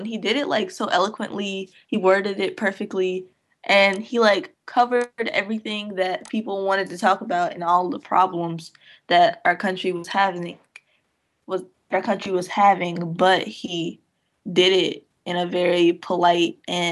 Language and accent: English; Georgia, United States; I'm from Georgia.